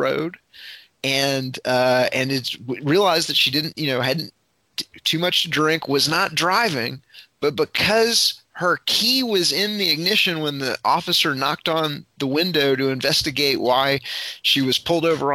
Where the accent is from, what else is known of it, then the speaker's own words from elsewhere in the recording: Fort Worth, Texas, United States; when I grew up in Fort Worth, Texas, in the you know, mid to late 1980s